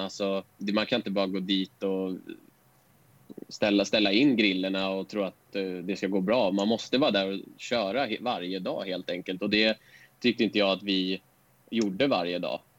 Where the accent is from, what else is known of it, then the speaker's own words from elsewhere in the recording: Stockholm, Stockholm County, Sweden; also born or lived in Årstadal, Stockholm; jag bodde i Bagarmossen tills jag gick i... Kan det ha varit åtta ettan på högstadiet. Men vi flyttade, flyttade från Bagarmossen till ett område som heter Årstadal.